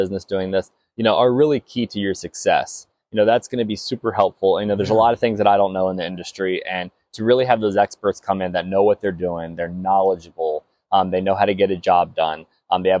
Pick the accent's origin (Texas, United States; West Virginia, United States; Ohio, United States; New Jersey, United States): West Virginia, United States; now in Florida, United States; I grew up in West Virginia